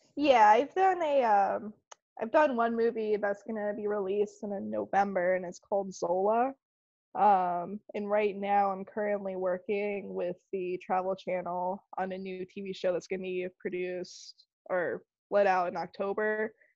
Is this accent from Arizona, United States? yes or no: yes; Arizona, United States; also born or lived in Tampa, Florida; now in Clearwater, United States; originally I'm from Tampa. Grew up in Arizona, and now I'm in Clearwater